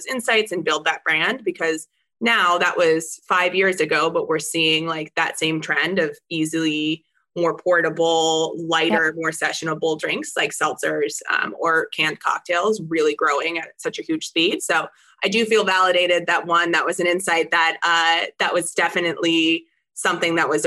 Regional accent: California, United States; I grew up in California

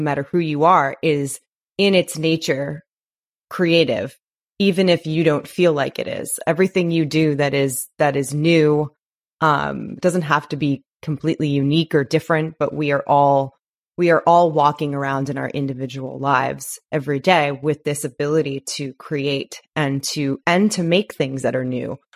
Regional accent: New York, United States; now in Los Angeles, United States; I'm from New York

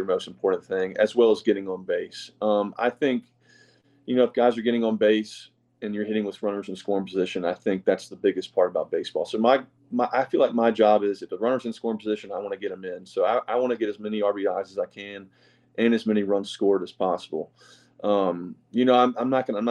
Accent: the South, United States; we're two guys from the South who love to go fishing

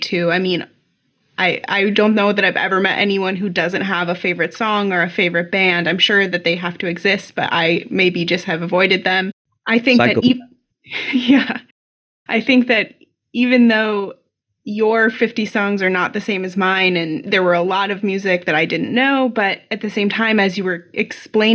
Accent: Midwest, United States; I'm also from the Midwest

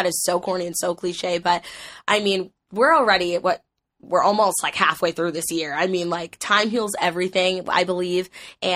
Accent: New Jersey, United States; moved away; I'm originally from New Jersey

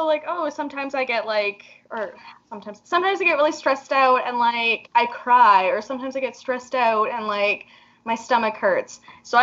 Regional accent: Canada; we are from Canada

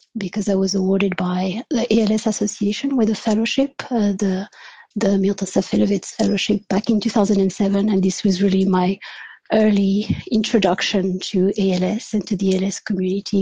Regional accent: France; moved away as an adult; also born or lived in Switzerland / California, United States; now in Belgium; I was born in France. And did my studies there, my undergraduate studies there. But my parents are actually from Portugal

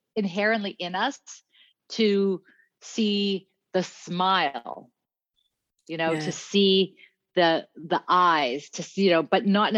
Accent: Cape Town, Western Cape, South Africa; now in British Columbia, Canada; I'm a West Coast BC girl, but originally I'm from Cape Town, South Africa. And so I grew up, I'm a colored woman

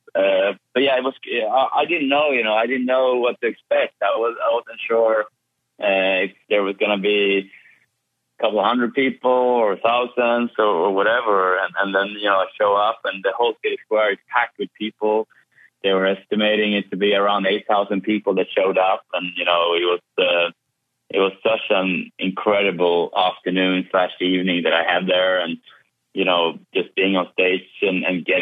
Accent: Kumla, Örebro County, Sweden; moved away; I've been home to Sweden, bringing the BorgWarner Trophy to Sweden and to my hometown of Kumla

